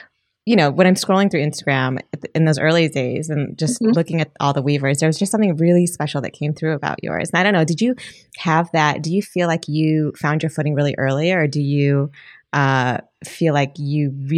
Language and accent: English; Michigan, United States; I'm from Michigan.